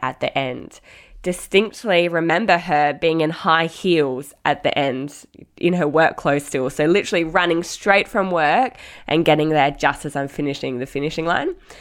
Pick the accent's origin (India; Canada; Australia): Australia; Mandurah, Western Australia; my sister and I, obviously, grew up, growing up in Mandurah, Um, an hour south of Perth